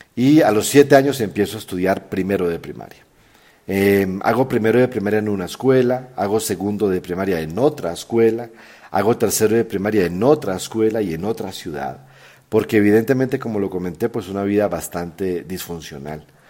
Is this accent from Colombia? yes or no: yes; Colombia; moved away as an adult; also born or lived in San Antonio del Chamí, Colombia / Chile / Peru; now in Mexico; soy colombiano de nacimiento, mexicano ya hace casi 20 años que vivo en este país